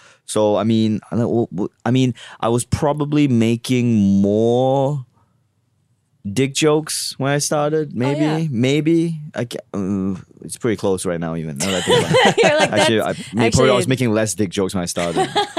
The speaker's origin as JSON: {"language": "English", "country": "Australia", "moved": "yes", "lives_now": "United States", "said": "Yeah, I moved here from Australia."}